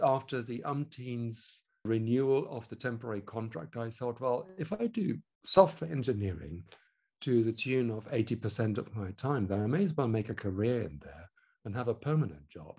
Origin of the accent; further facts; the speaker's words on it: Germany; accent: German; English is a second language; moved away as an adult; also born or lived in Hamburg / Switzerland; now in London, United Kingdom; I was born in Germany, I should add, which you can probably hear from the accent